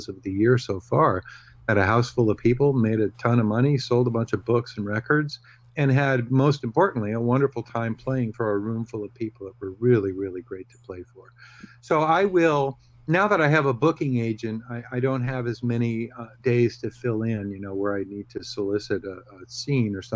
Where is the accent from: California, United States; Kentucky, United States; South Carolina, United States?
California, United States; Bay Area; I don't work in the Bay Area very often.